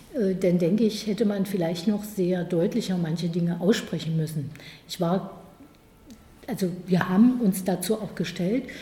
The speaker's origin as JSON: {"language": "German", "town": "Magdeburg", "region": "Saxony-Anhalt", "country": "Germany", "tie": "born or raised there", "also_born_or_lived": "Halle (Saale)", "moved": "as an adult", "lives_now": "Halle, Germany", "said": "Ich bin in Magdeburg aufgewachsen. Magdeburg ist meine Heimatstadt"}